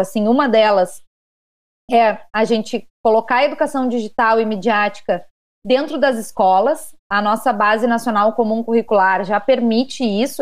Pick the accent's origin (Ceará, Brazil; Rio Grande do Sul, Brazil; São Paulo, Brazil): Rio Grande do Sul, Brazil; no Rio Grande do Sul, de onde eu sou